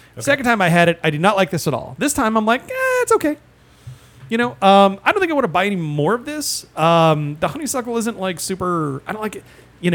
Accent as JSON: {"language": "English", "region": "Midwest", "country": "United States", "tie": "born or raised there", "said": "yeah, I grew up in the Midwest."}